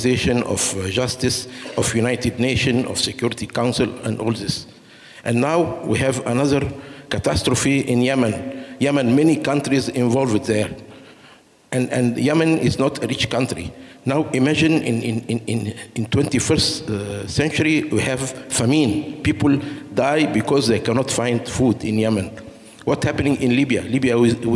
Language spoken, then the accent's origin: English; Egypt; moved away; also born or lived in Benin; I'm African from Egypt, and I'm a medical doctor